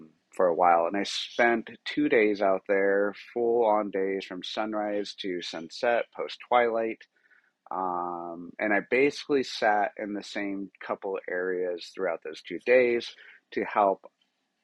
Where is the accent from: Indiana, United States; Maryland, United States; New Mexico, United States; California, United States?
New Mexico, United States; New Mexico, where I'm from, and I'm super proud to say that, I'm from New Mexico, and I'm a New Mexican